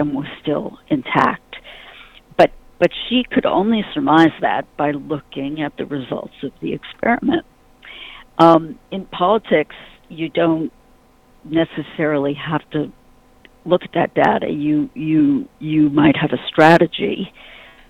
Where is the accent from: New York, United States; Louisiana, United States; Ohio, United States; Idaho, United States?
New York, United States; I'm a New Yorker.